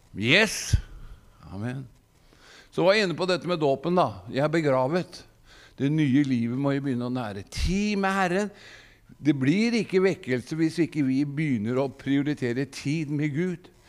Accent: Gudbrandsdalen, Innlandet, Norway; moved away; jeg er jo gudbrandsdøl.

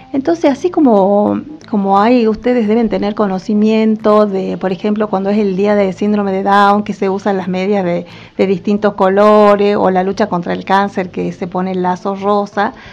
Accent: Salta, Argentina; moved away as an adult; also born or lived in Tucumán; yo soy salteña

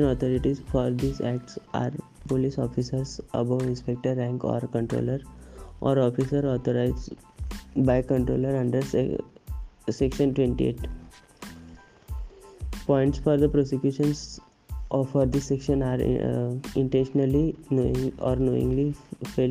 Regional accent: Pune, Maharashtra, India; I am from Pune

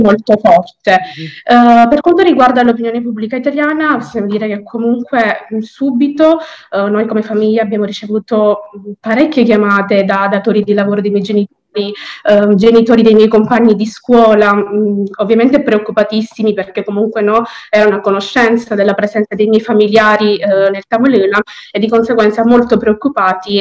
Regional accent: Palermo, Sicily, Italy; sono nata e cresciuta a Palermo

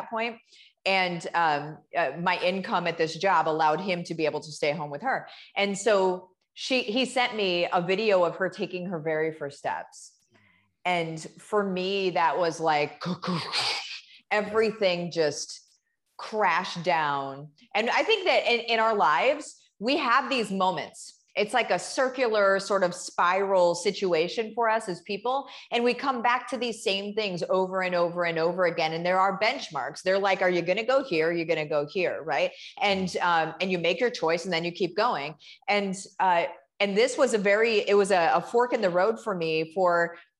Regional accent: Central Illinois, United States; I grew up in Central Illinois, and okay. I grew up on a farm.

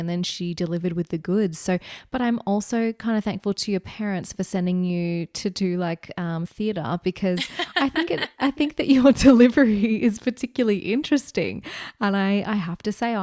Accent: Australia; accent: Australian

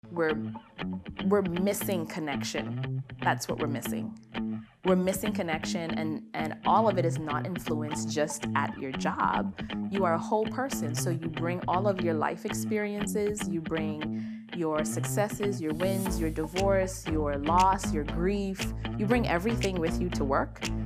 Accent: Bahamas; moved away; I am from the beautiful islands of the Bahamas

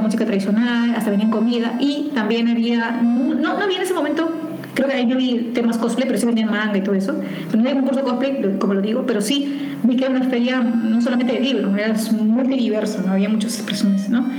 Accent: Bellavista, Callao, Peru; yo nací en el Callao, en Bellavista

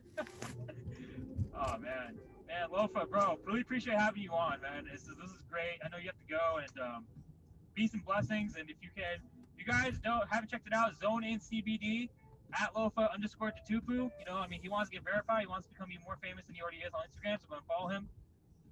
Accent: California, United States; I'm from Cali

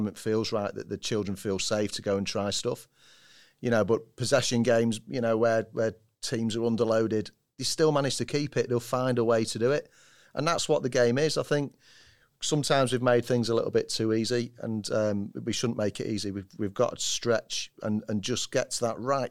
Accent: Manchester, North West England, United Kingdom; I'm a Mancunian

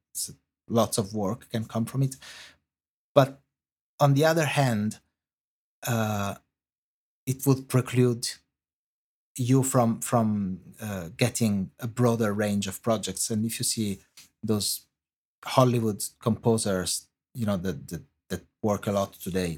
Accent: Italy; accent: Italian; English is a second language; moved away as an adult; now in London, United Kingdom; you can hear from my accent, um, I, I am Italian

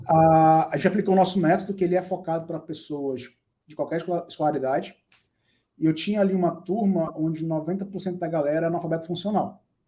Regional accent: Brazil; a gente, enquanto latino-americano e brasileiro

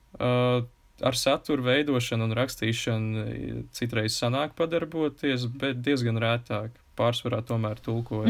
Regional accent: Kuldīga, Kuldīga Municipality, Latvia; accent: Courland (clipped endings); es esmu no kurzemes un kuldīgs, mums ir raksturīgi norautās galotnes

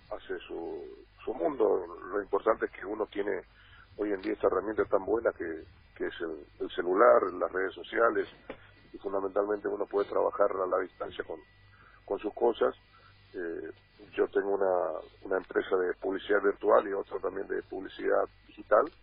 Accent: Paraguay; Yo también estoy muy bien encerrado hace mucho tiempo acá en mi país.

